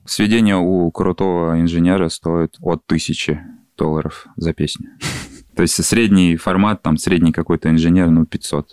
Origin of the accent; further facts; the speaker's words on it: Kamchatka Krai, Russia; moved away as an adult; now in Moscow, Russia; Я с Камчатки, да, занимался музыкой, э, конкретно в музыкальной школе на скрипке играл там у себя. И когда переехал в Москву учиться в медуниверситет